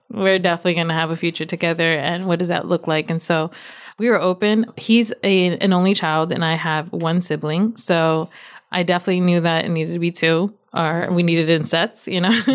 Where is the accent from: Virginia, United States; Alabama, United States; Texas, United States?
Virginia, United States; My parents are from Nicaragua. I was born and raised in Virginia